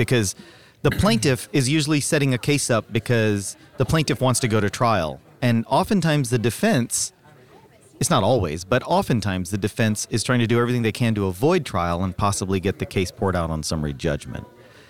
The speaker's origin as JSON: {"language": "English", "region": "Texas", "country": "United States", "said": "And I want to thank you for saying voir dire, because I'm also from Texas."}